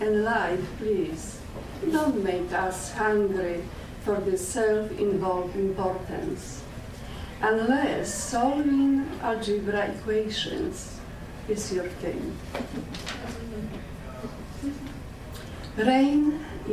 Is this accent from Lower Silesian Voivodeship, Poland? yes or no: yes; Legnica, Lower Silesian Voivodeship, Poland; English is a second language; now in Canada; I immigrated from Poland without knowing English